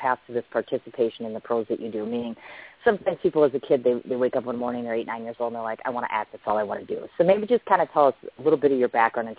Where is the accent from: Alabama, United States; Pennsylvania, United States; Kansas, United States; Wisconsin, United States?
Wisconsin, United States; I'm from Wisconsin.